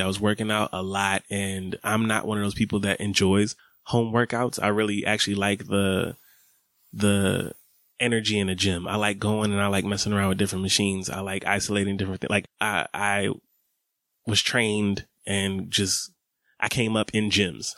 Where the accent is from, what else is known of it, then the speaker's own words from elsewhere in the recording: Atlanta, Georgia, United States; growing up in Atlanta, summers is hot.